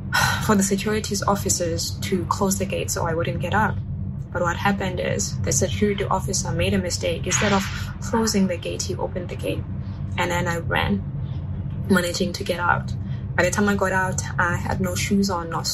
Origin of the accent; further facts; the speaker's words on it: South Africa; now in Shanghai, China; I'm from South Africa. I'm currently based in Shanghai, China